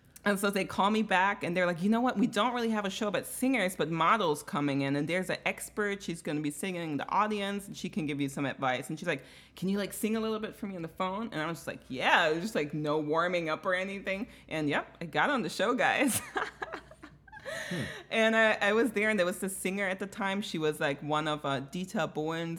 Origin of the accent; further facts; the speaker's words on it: Bavaria, Germany; moved away; I'm from Bavaria, Bayern, which is like the Texas of America